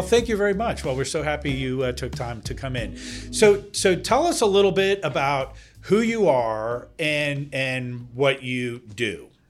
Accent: Denmark; now in Virginia, United States; I'm originally from Denmark.

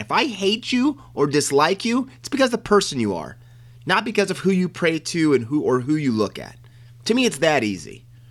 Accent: United States; as an American, it struck me at my core

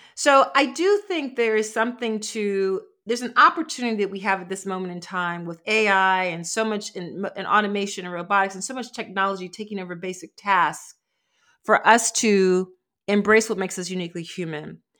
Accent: Philadelphia, Pennsylvania, United States; I'm from Philly

